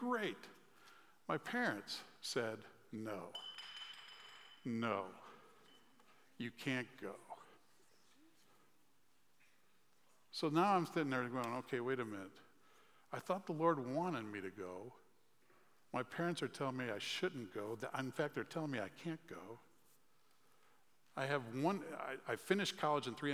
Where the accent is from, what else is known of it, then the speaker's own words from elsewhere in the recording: Chicago, Illinois, United States; I grew up in the Chicagoland area